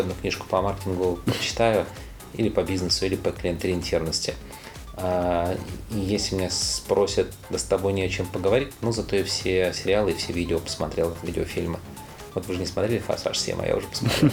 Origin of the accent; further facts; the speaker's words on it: Odesa, Odesa Oblast, Ukraine; moved away; also born or lived in Tolyatti, Samara Oblast, Russia / Moscow, Russia; я родился в Одессе